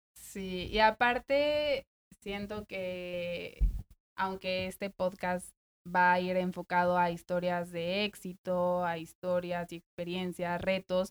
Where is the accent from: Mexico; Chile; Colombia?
Mexico; Mexico City; moved away as an adult; also born or lived in New York, United States; now in Nashville, United States; yo soy de México. Eh, llegué a Nashville en noviembre del año antepasado. Llevo casi un año y medio aquí. Y bueno, básicamente lo que pasó fue, yo había vivido en México toda mi vida